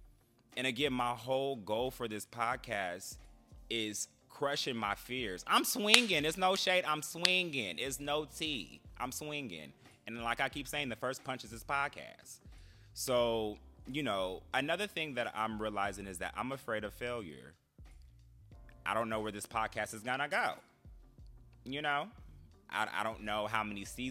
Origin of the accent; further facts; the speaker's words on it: Bay Area, California, United States; moved away as an adult; also born or lived in Los Angeles; now in Washington, DC area, United States; I'm originally from California, the Bay Area to be exact